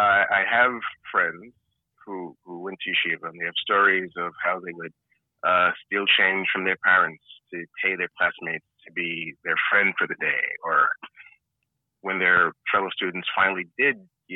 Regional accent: New York City, New York, United States; I grew up in Brooklyn. I grew up in and around Crown Heights before, during, and after the riots.

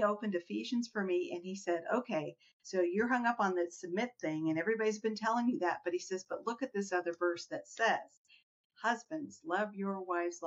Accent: Iran; moved away; growing up in Iran

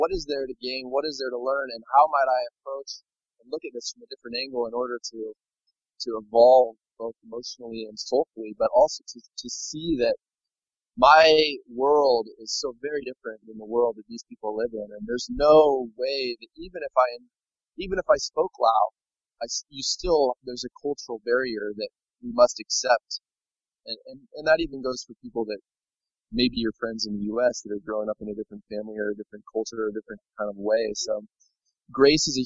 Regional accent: United States; moved away as an adult; now in Laos; growing up in America. I can always go back to America

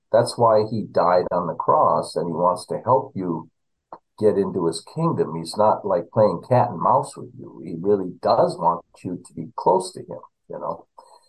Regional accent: Minnesota, United States; now in Texas, United States; growing up in Minnesota, we always fought around, say, February, March, what we called cabin fever.

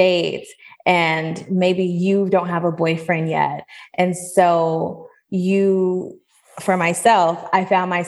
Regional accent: Seattle, Washington, United States; now in Atlanta, United States; I'm from Seattle. I grew up there and then I eventually moved to Atlanta.

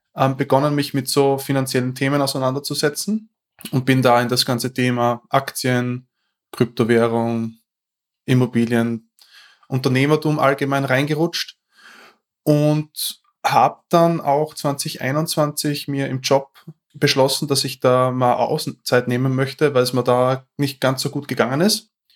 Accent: Austria; accent: Austrian dialect; ich komme aus Österreich. Ich versuche so gut wie möglich meinen Dialekt ein bisschen zu kaschieren

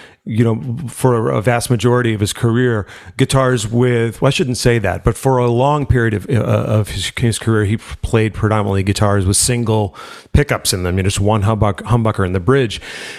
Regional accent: Worcester, Massachusetts, United States; No, I grew up in Worcester in Massachusetts, in the middle of the state. My folks have since moved to Cape Cod, so that's where they are now. We grew up in Worcester

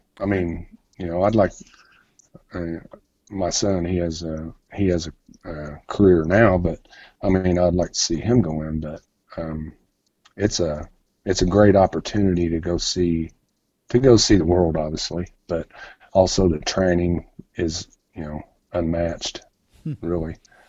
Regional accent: Indianapolis, Indiana, United States; also born or lived in Tennessee; now in Florida, United States; No, I was born and raised in Indianapolis and then went to the military. And when I got out, I moved to Tennessee.

